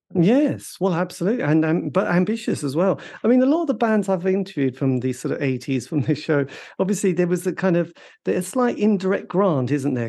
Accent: East Anglia, East of England, United Kingdom; I grew up in a village in the middle of nowhere in East Anglia

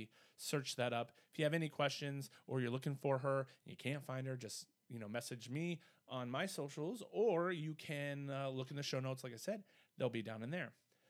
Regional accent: Midwest, United States; We're from the Midwest, so we don't really like talking about ourselves.

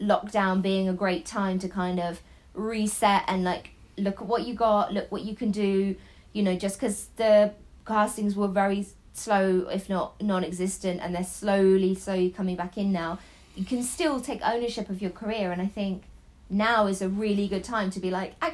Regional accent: Devon, South West England, United Kingdom; I grew up in Devon, but my dad is Dutch. My granddad was from Iran. My mum is Irish.

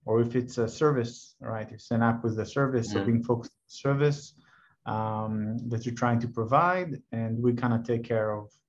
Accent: Tel Aviv, Tel Aviv District, Israel; I'm born and raised in Tel Aviv

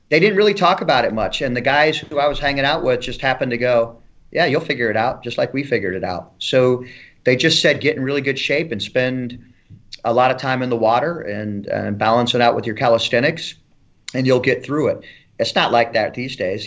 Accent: Elkhart, Indiana, United States; moved away as an adult; I grew up in Elkhart, Indiana, close to South Bend, Indiana

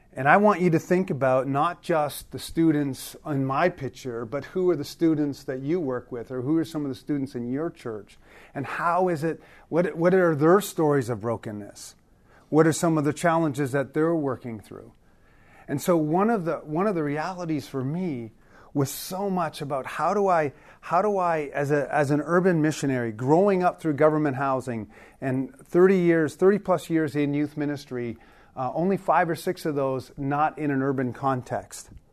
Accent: Toronto, Ontario, Canada; also born or lived in Newfoundland; I grew up in, uh, government housing in Toronto since I was a little kid

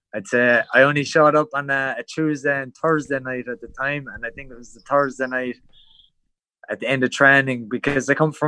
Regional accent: County Cork, Munster, Ireland; moved away as an adult; now in Thailand; I'm from Muay, it's well down the road. It's like, it's country basically to the city.

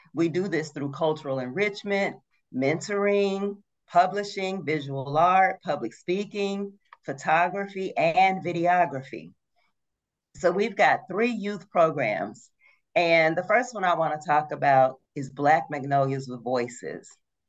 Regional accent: Brookhaven, Mississippi, United States; moved away as an adult; The Brookhaven Lincoln County Boys and Girls Club in my hometown

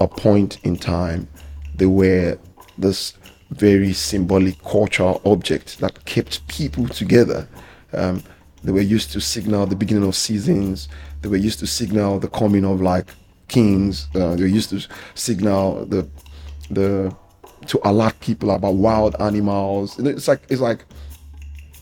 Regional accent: Lagos, Nigeria; I was born and raised in Lagos

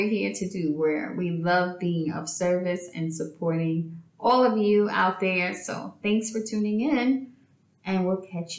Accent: New York City, New York, United States; moved away as an adult; now in United Arab Emirates; myself and my family, we currently live in the United Arab Emirates. I'm an educator here, and we are originally from Brooklyn, New York

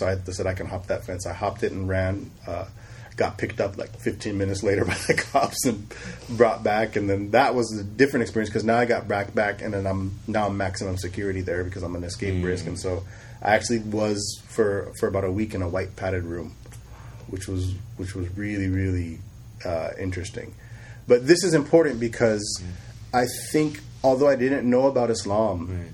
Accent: Sacramento, California, United States; also born or lived in Bay Area, California; we moved to Sacramento with my mother. Uh, and I grew up in, in Sacramento

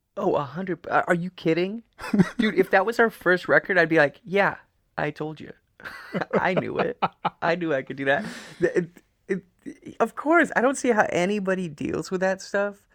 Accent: Trapper Creek, Alaska, United States; moved away; we lived in a cabin in Trapper Creek

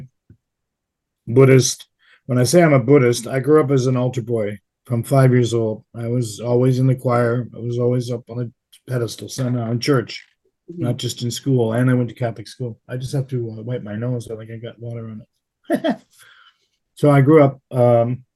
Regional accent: Canada; moved away; also born or lived in Dallas / Europe; being Canadian

